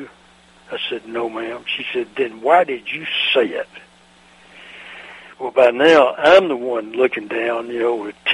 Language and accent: English; Mississippi, United States; when I was growing up in Mississippi in the 40s